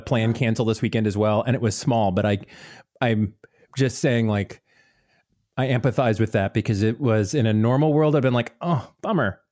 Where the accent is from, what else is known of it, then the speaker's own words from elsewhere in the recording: Tampa, Florida, United States; I grew up in the Tampa Bay area